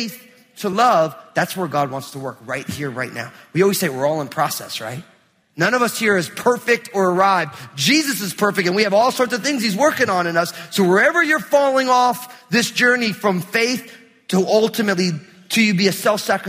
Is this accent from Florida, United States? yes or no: no; New Jersey, United States; also born or lived in Portland metro area; now in Portland, United States; we're here in the Portland metro area, but I grew up in New Jersey